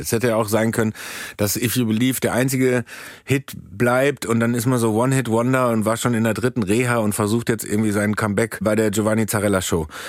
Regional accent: Soest, North Rhine-Westphalia, Germany; moved away; der kleine Dödel aus Soest

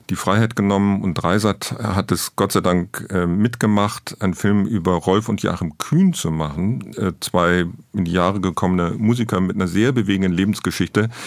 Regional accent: Rhineland, Germany; Ich bin gebürtiger Rheinländer

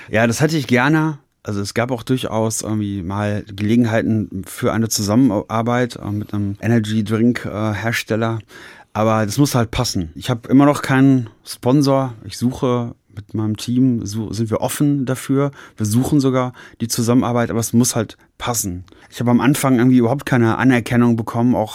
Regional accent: Paderborn, North Rhine-Westphalia, Germany; In meiner Heimat ist recht. Ich, ich bin in Paderborn äh, noch nicht mal Sportler des Jahres geworden.

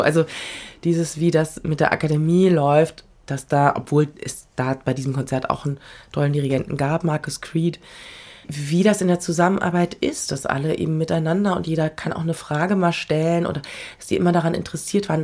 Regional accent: Berlin, Germany; also born or lived in Frankfurt; now in Vienna, Austria; ich bin ein Kind dieser Stadt

